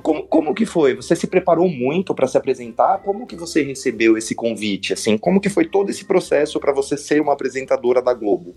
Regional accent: São Paulo, Brazil; eu sou da Zona Oeste também, eu moro pertinho

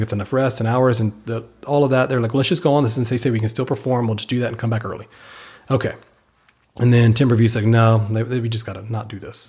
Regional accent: Victoria, Texas, United States; moved away; also born or lived in Austin, Texas / Pflugerville, Texas; when I was growing up in Victoria

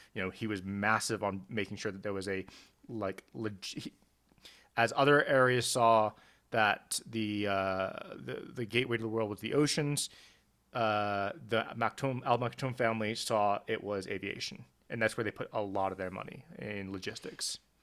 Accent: South Africa; I grew up in South Africa

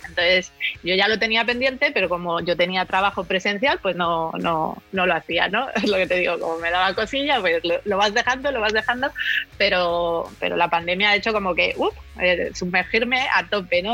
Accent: Cantabria, Spain; de Cantabria, que es de donde soy yo

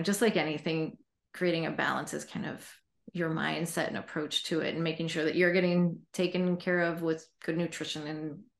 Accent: Poulsbo, Washington, United States; also born or lived in Sun Valley, Idaho / Virginia / New York City; I lived in Virginia and New York City, and I grew up in Paulsboro, outside of Seattle, Washington. And also then in high school, my parents moved to Sun Valley, Idaho, and they're still there.

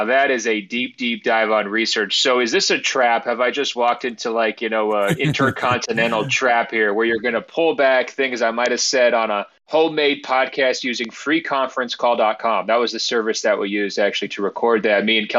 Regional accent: Portland, Oregon, United States; the Portland Trailblazers, my hometown team.

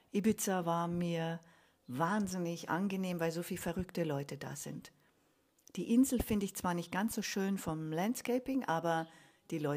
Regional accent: Munich, Bavaria, Germany; Genau, ich bin in München geboren, ja. Und aufgewachsen auch.

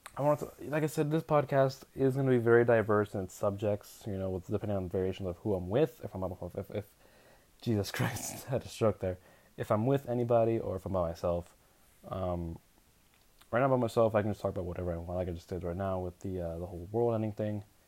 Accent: Arizona, United States; I'm from Arizona

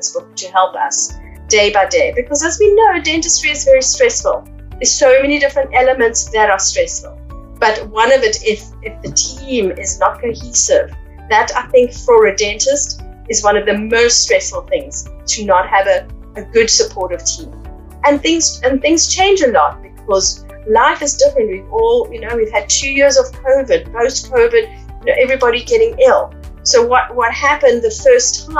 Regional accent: Cape Town, Western Cape, South Africa; moved away as an adult; also born or lived in Johannesburg, South Africa; now in United Kingdom; my hometown in Cape Town

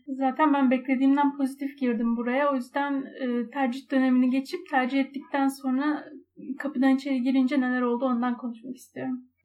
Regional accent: Istanbul, Turkey; Ben İstanbul'da büyüdüm ve bu çevreleri biliyorum

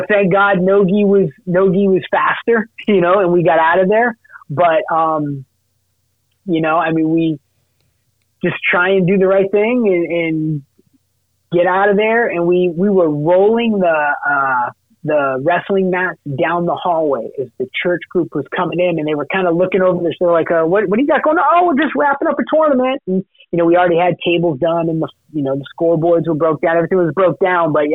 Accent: Massachusetts, United States; I'm a masshole, I grew up in Massachusetts

